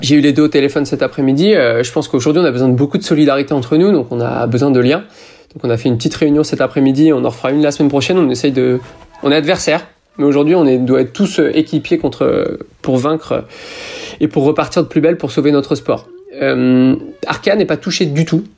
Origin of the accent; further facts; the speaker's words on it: France; je suis français